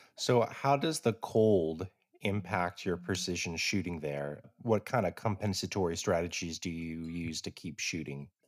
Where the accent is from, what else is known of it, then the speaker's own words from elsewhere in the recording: United States; as an American